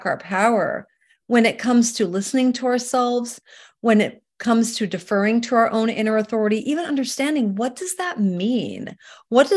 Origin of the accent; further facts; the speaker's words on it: Vancouver, British Columbia, Canada; moved away as an adult; now in California, United States; I'm from Canada originally, and you know, I was born and raised up in Vancouver, British Columbia